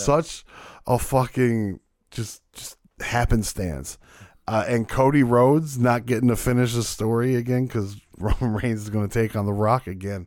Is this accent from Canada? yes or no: yes; Canada; I'm Canadian